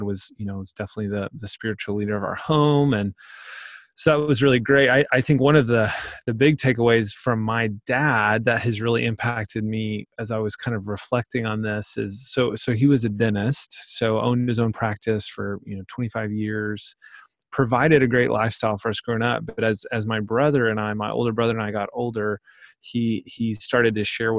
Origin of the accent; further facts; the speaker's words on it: Pauls Valley, Oklahoma, United States; I grew up in Paul's Valley, Oklahoma